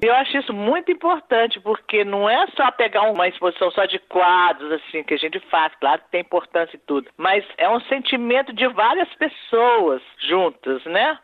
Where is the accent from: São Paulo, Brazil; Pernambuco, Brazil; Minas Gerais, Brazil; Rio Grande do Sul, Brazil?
Minas Gerais, Brazil; Eu sou de Minas, amo Minas, estudei em cidade histórica